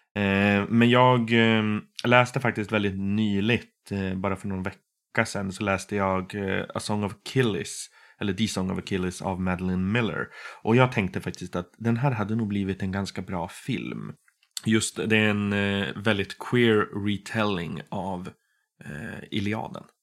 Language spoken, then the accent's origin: Swedish; Boden, Norrbotten County, Sweden; now in Umeå, Sweden; Jag kommer ursprungligen från Boden i Norrbotten